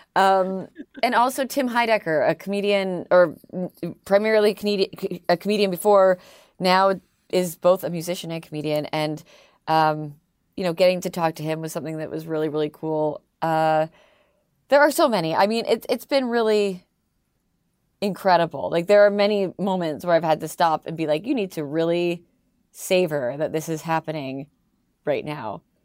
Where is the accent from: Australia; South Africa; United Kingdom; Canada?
Canada; accent: Canadian; moved away as an adult; now in United States; I'm Canadian. I'm the Canadian one